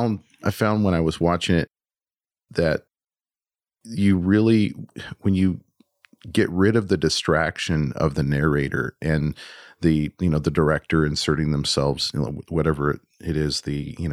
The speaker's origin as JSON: {"language": "English", "country": "United States", "said": "as an American"}